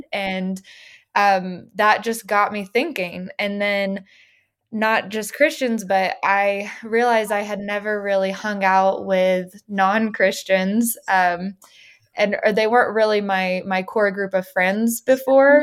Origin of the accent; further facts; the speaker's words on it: Little Rock, Arkansas, United States; moved away as an adult; now in Los Angeles, United States; I grew up in Little Rock, Arkansas